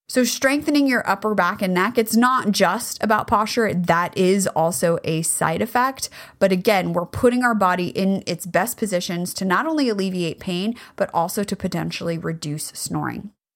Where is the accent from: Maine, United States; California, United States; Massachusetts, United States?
California, United States; I grew up in California